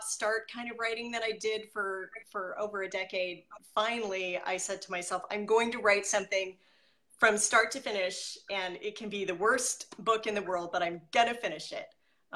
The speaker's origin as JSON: {"language": "English", "town": "Merced", "region": "California", "country": "United States", "tie": "born or raised there", "said": "I grew up in Merced, California"}